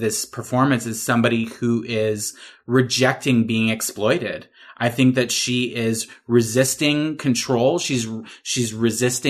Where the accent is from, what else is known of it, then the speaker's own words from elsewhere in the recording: Massachusetts, United States; I'm from Massachusetts